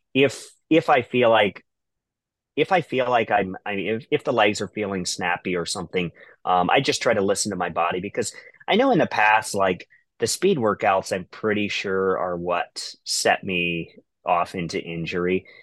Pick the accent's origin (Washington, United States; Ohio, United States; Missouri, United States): Ohio, United States; I'm from Ohio